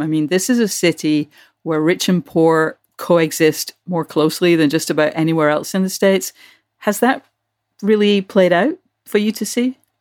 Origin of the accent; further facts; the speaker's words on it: United Kingdom; moved away; when I was growing up in Britain